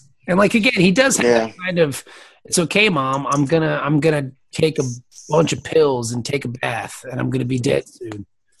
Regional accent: Canada; It's a long, yeah, of course not. I'm French Canadian.

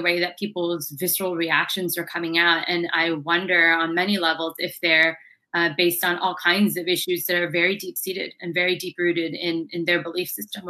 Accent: London, United Kingdom; also born or lived in United States; But I was raised in London and the US

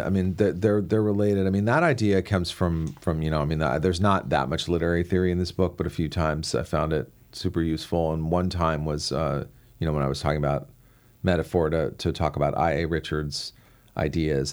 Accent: Washington, District of Columbia, United States; I grew up in Washington, D C, so I was surrounded by political talk

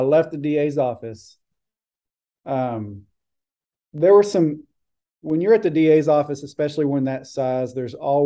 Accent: Buffalo Gap, Texas, United States; moved away as an adult; also born or lived in Houston; I'm originally from a town south of Abilene called Buffalo Gap, pretty small town

